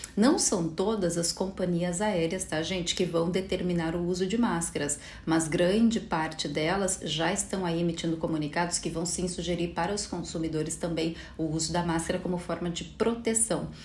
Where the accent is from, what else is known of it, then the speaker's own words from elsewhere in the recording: Brazil; somos brasileiros